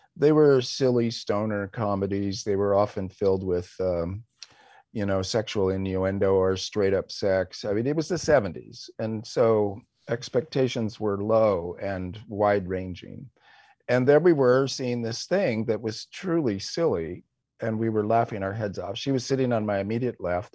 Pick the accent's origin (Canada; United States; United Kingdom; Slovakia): United States; West Coast; we were both American leftists of the West Coast variety